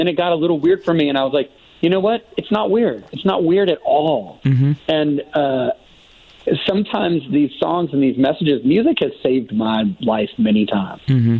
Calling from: Nashville, Tennessee, United States; I'm calling from currently in Nashville, Tennessee.

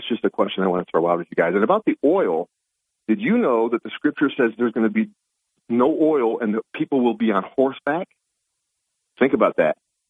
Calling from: Binghamton, New York, United States; Good morning, Bob. … in Binghamton.

